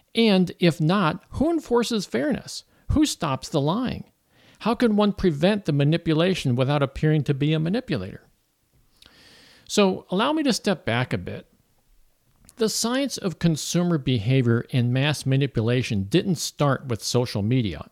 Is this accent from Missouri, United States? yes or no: yes; Florissant, Missouri, United States; moved away as an adult; also born or lived in Woodland Hills, California / Ventura County, California; now in Saint Louis, United States; I grew up in Florissant, Missouri.